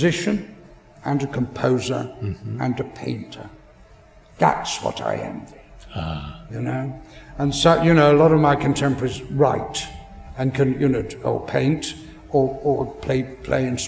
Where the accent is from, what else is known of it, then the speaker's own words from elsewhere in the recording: England, United Kingdom; as an Englishman